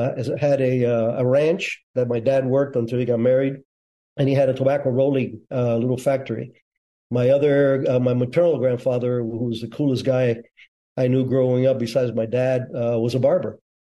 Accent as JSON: {"language": "English", "country": "Cuba", "tie": "born or raised there", "moved": "yes", "lives_now": "United States", "said": "Yeah, I was born in Cuba, 1951. Revolution was starting to rage around 56, 57. I lived in a small town at the foothills of the mountain range where Che Guevara was supposed to be in."}